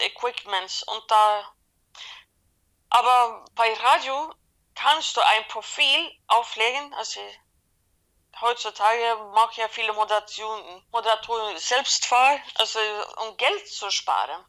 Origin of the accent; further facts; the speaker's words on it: Sweden; German is a second language; Ich bin gebürtige Schwedin